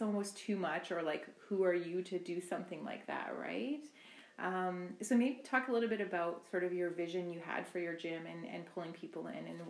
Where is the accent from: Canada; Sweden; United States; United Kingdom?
Canada; Rocky Bay First Nation, Ontario; now in Thunder Bay, Canada; I am an Anishinaabe woman from Rocky Bay First Nation in Ontario, and I'm currently living in Thunder Bay.